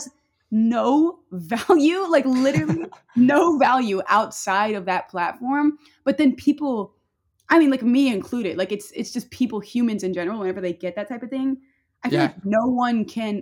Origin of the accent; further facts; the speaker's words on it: Northern Louisiana, United States; I'm from like Northern Louisiana, so it's not even like the fun part